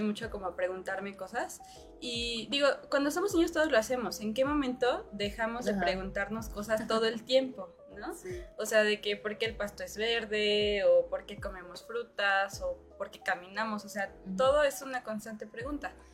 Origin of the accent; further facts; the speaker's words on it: Mexico; nuestras raíces, sobre nuestra relación con la muerte como cultura mexicana